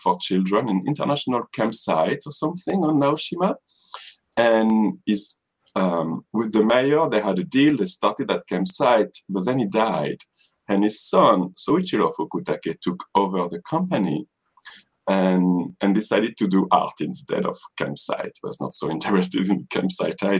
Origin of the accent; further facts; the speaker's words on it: a small town in the south of France, southern France, France; English is a second language; moved away as an adult; also born or lived in United States / Paris, France; now in Kagawa, Japan; I'm not from Paris, I'm from a small town in the south